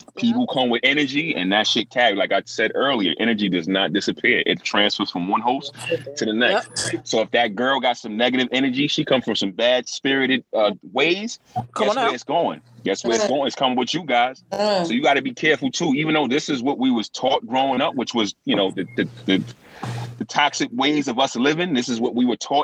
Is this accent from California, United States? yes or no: no; New York, United States; where I'm from in New York, we're like, everybody self-soothes